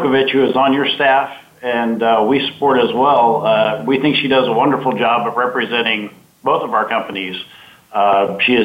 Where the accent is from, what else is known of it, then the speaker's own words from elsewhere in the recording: Central Texas, United States; also born or lived in Colorado Springs, Colorado; I was born in Bryan College Station area in Texas. I was raised in between Colorado Springs, Colorado, and Central Texas